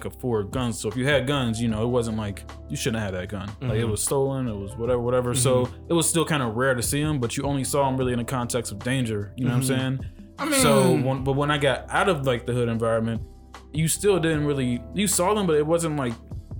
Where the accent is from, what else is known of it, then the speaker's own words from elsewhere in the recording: Cincinnati, Ohio, United States; moved away as an adult; now in New York, United States; I grew up in Cincinnati, Ohio.